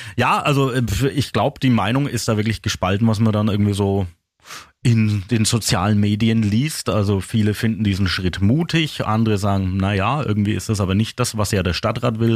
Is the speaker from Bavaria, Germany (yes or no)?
yes; Küps, Bavaria, Germany; Jetzt komme ich aus Küps